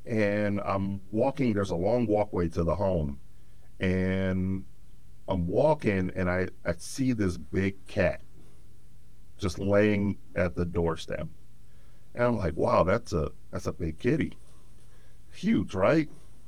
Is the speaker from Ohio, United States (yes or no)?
yes; Cleveland, Ohio, United States; I'm from Cleveland, Ohio.